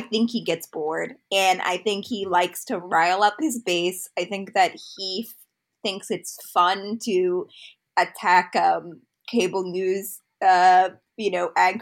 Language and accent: English; Utah, United States; I am from Utah